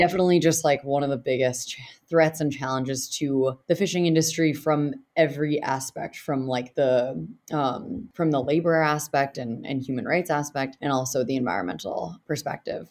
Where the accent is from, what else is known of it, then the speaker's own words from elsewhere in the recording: New Hampshire, United States; I'm from New Hampshire.